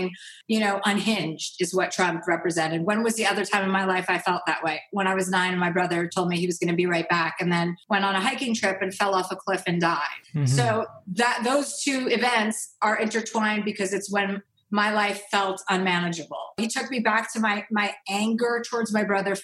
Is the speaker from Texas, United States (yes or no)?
no; New Jersey, United States; I'm from New Jersey. I grew up with six kids